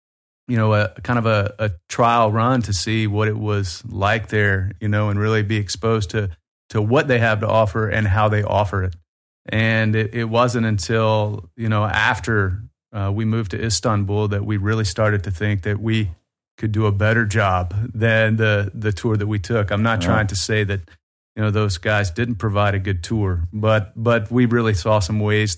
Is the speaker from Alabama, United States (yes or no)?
yes; Birmingham, Alabama, United States; accent: Southern; now in North Caucasus, Russia; I'm from Birmingham, Alabama.